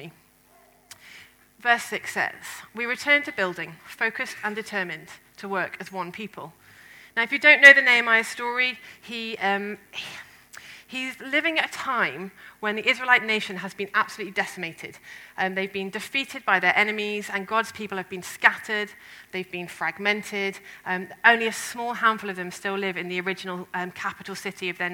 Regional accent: England, United Kingdom; Ben and I, as the English people

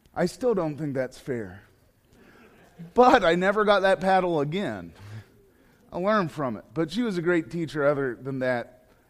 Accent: Johnstown, Ohio, United States; I'm from Johnstown.

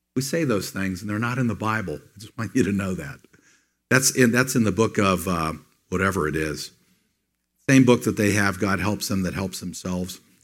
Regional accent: United States; As an American

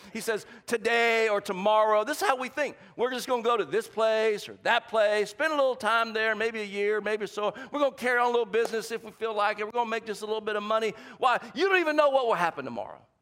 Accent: the South, United States; accent: Southern; I'm from the South, and every now and then my accent comes out.

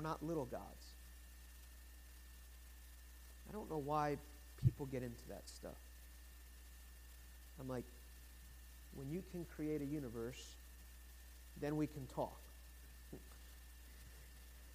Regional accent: United States; I'm American

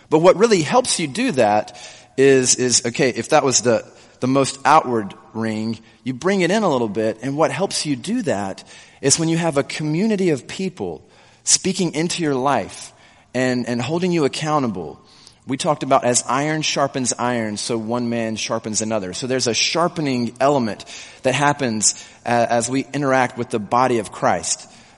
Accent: South Carolina, United States; I grew up in South Carolina. And so I talked to a few people, and I think the accent that I used to have has gone away somewhat.

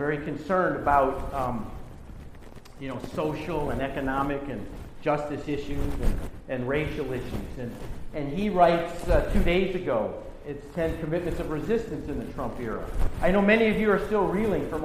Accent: Wisconsin, United States; also born or lived in New York; now in Los Angeles, United States; I grew up in Wisconsin in the Midwest

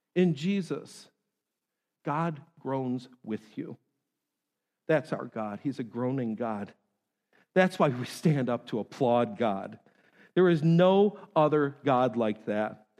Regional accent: New York, United States; moved away; I'm from New York

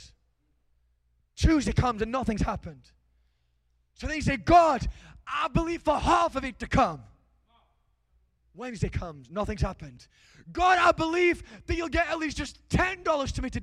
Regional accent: England, United Kingdom; I'm from England.

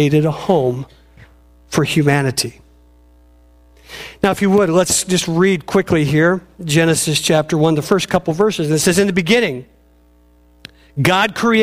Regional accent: Robinwood, Oregon, United States; moved away as an adult; also born or lived in Willamette, Oregon; where I lived in this little place called Robinwood, where I grew up.

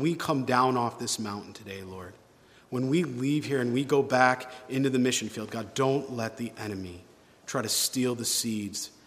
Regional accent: New York, United States; moved away; I'm from New York originally

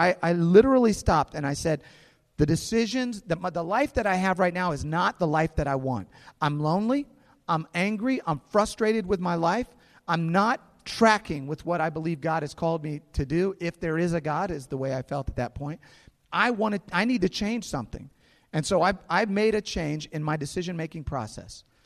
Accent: St. Louis, Missouri, United States; some friends that I grew up with here in St. Louis

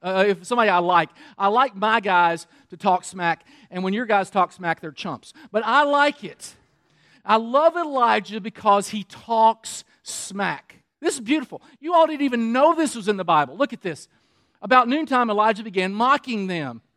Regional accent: Kentucky, United States; I'm from Kentucky

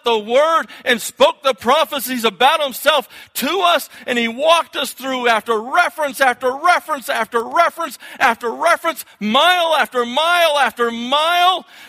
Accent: Florida, United States; now in New England, United States; I was born in Florida, and I kind of got a little bit of the South in me

